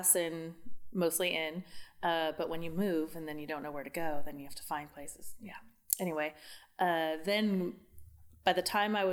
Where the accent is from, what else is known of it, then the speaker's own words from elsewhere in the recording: Woodland, California, United States; I'm from Woodland as well